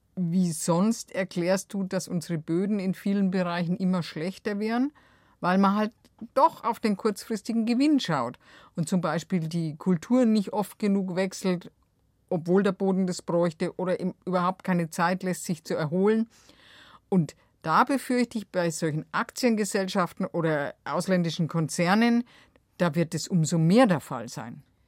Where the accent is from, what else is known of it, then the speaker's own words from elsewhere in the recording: Bavaria, Germany; bei uns in Bayern